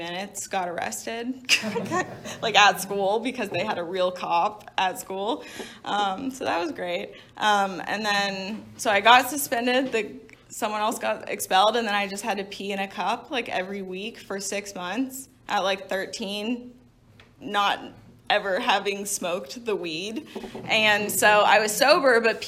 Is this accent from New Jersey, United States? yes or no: no; Little Rock, Arkansas, United States; moved away; I grew up in Little Rock, Arkansas